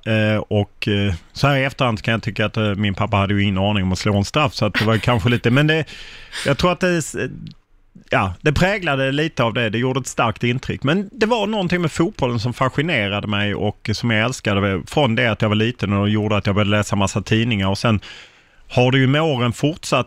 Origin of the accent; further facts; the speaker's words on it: Lund, Skåne, Sweden; jag har bott i Lund hela mitt liv